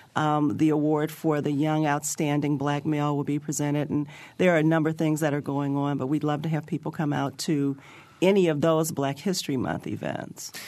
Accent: Chicago, Illinois, United States; now in Bloomington, United States; I'm from Chicago

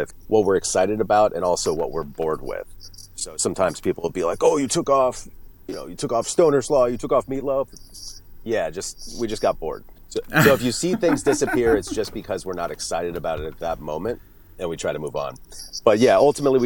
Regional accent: Florida, United States; now in Western Massachusetts, United States; I grew up mainly in Florida

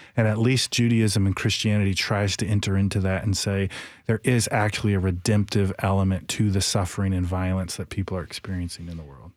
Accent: Michigan, United States; now in Nashville, United States; I grew up in Michigan

